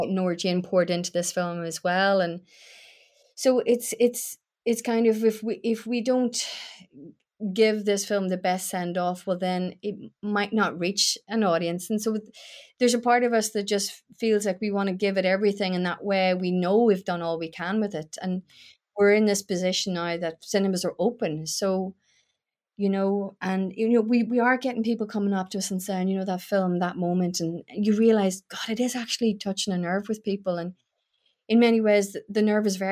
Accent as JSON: {"language": "English", "town": "Newry", "region": "Northern Ireland", "country": "United Kingdom", "tie": "born or raised there", "said": "I grew up in Newry"}